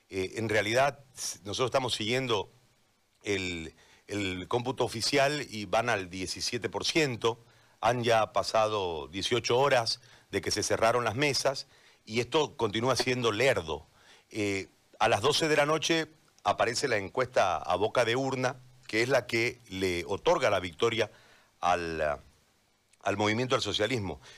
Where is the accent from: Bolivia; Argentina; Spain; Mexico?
Bolivia